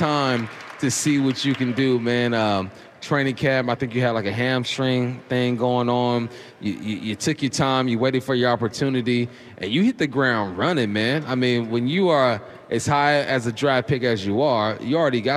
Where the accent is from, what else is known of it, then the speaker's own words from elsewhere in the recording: Southern California, United States; moved away as an adult; also born or lived in Eastern Washington; now in Seattle, United States; I'm from Southern California